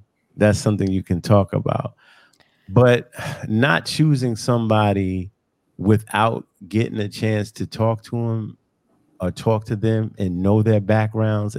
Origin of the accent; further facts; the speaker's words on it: Long Island, New York, United States; growing up on Long Island